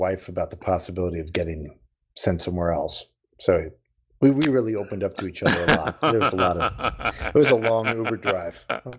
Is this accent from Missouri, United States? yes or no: yes; Missouri, United States; when I was a young kid growing up in Missouri, where my grandma really loved it.